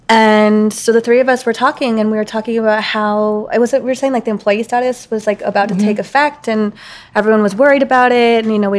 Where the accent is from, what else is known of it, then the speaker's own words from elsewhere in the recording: Atlanta, Georgia, United States; moved away as an adult; now in Los Angeles, United States; And I was born and raised in Atlanta. I came to LA in 05.